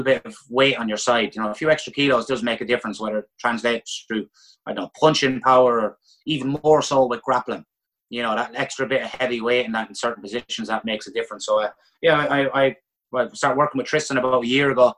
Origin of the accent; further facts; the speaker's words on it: Ireland; a lot of us as Irish people